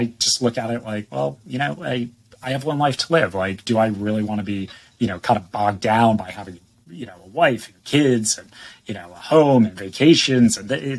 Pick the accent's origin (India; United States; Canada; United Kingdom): United States; East Coast; now in San Diego, United States; I was born and raised on the East Coast and moved out to San Diego.